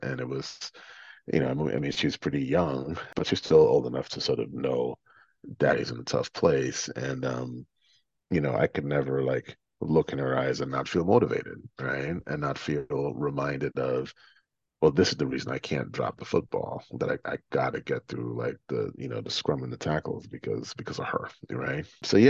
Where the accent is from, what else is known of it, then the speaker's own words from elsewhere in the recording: New York City, New York, United States; I'm from New York City. Fuck this. Like, this place can't break me.